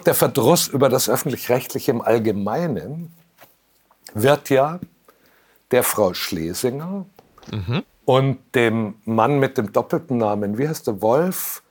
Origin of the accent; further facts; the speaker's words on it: Munich, Bavaria, Germany; also born or lived in Franconia; habe ich den größten Teil meines Lebens in München verbracht. Vorher ja. war ich in Franken